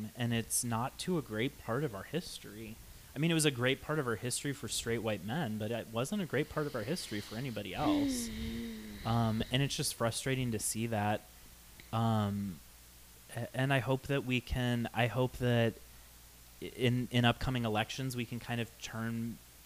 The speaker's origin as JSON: {"language": "English", "region": "Ohio", "country": "United States", "tie": "born or raised there", "moved": "yes", "lives_now": "Arizona, United States"}